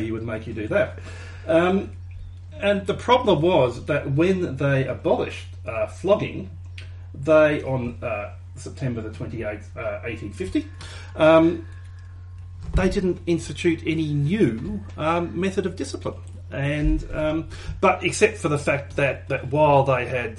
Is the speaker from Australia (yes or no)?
yes; Australia; we're Australian